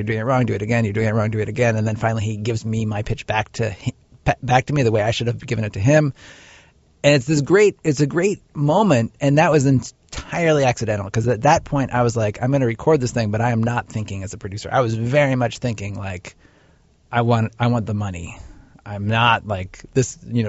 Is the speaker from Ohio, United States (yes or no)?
yes; Cincinnati, Ohio, United States; moved away; also born or lived in Chicago; I grew up in Cincinnati, Ohio